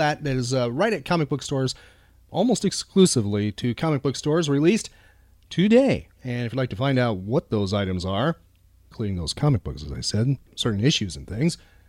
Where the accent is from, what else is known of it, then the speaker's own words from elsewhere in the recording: Midwest, United States; now in Florida, United States; I grew up in the Midwest